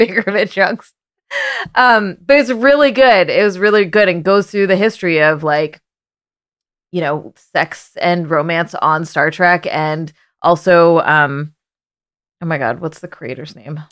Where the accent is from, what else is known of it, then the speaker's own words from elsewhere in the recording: Canada; now in United States; I grew up in Canada